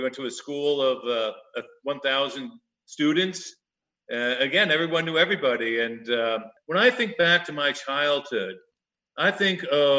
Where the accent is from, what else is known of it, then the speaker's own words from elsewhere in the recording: Sparta, New Jersey, United States; moved away as an adult; also born or lived in Ridgewood, New Jersey; now in Arizona, United States; I grew up in Sparta, right next door to Todd Schaefer.